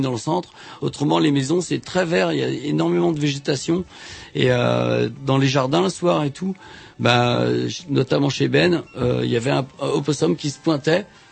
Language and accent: French; France; je suis français